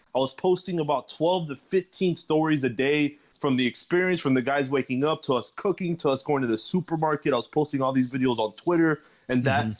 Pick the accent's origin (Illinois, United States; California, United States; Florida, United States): Florida, United States; Miami; born and raised in Miami, Florida as well